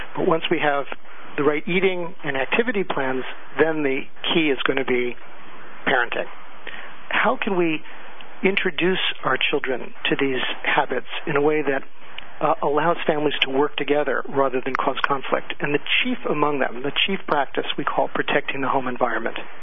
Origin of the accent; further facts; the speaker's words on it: California, United States; moved away; I come from California originally, and there we're very much into holistic medicine